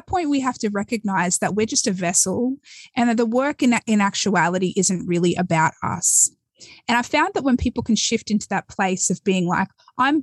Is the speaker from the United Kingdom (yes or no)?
no; Australia; moved away as an adult; now in United States; I was born and raised in Australia